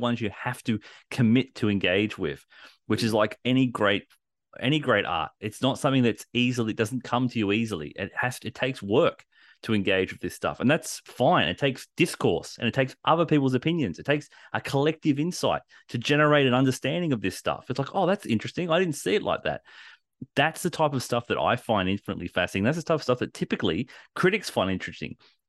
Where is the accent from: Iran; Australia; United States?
Australia; We're Australian. It's built into us.